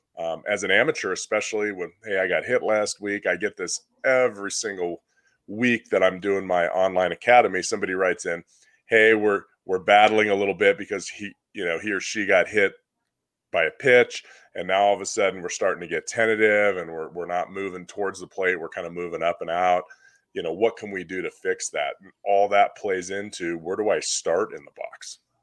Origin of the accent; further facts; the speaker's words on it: Southern California, United States; I grew up in Southern California once I was twelve years old and older